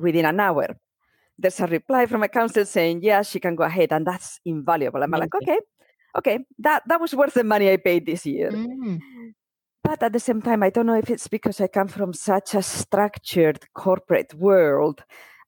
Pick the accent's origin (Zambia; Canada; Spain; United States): Spain; moved away as an adult; now in United Kingdom; I am from Spain. I grew up in Spain. I've been in the UK for 20 years now.